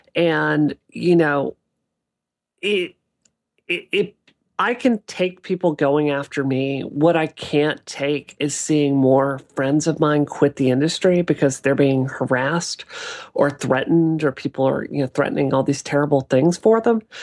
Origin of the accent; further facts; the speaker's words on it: Mississippi, United States; now in Boston, United States; being a kid in Mississippi in the eighties and nineties